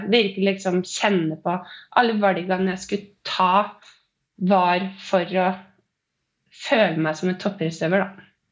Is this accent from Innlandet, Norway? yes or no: yes; Øyer, Innlandet, Norway; moved away as an adult; now in Oslo, Norway; Jeg er eh, opprinnelig fra Gudbrandsdalen Øyer. Men jeg har bodd i Oslo de siste elleve årene